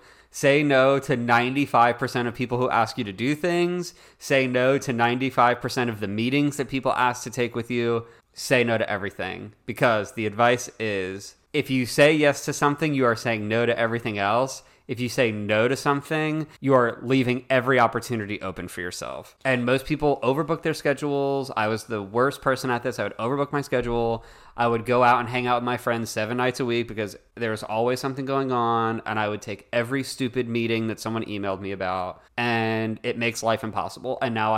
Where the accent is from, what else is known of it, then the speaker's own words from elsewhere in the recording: Florida, United States; And this girl was like, oh, I want to go to Disney. I'm from South Florida.